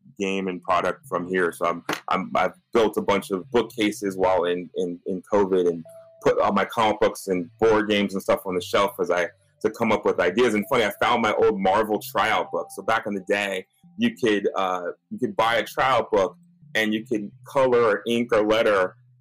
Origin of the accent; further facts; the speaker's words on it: Los Angeles, California, United States; I'm born and raised in L.A.